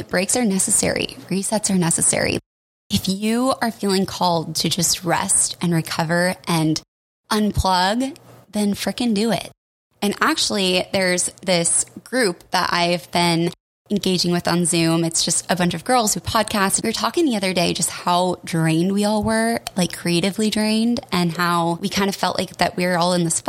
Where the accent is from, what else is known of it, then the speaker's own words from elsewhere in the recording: Colorado, United States; now in Portland, United States; I'm from Colorado